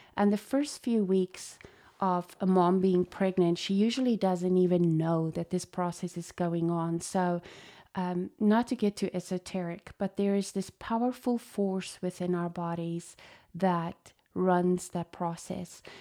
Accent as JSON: {"language": "English", "country": "South Africa", "tie": "born or raised there", "moved": "yes", "said": "I was born in South Africa to a chiropractic dad"}